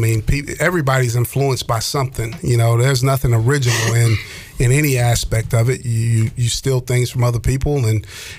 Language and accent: English; Florida, United States; moved away; also born or lived in Atlanta, Georgia; I grew up in Florida, actually. So I was Miami, Tampa type fan. And then just when we moved to Atlanta